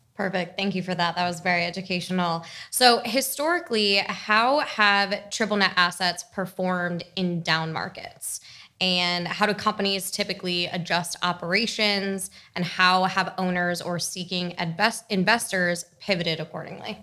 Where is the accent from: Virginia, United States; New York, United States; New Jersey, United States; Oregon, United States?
New Jersey, United States; I was also from New Jersey